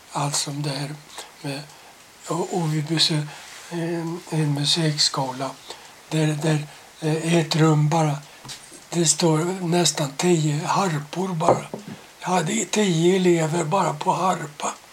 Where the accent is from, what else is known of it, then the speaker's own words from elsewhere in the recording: Sweden; jag var svensk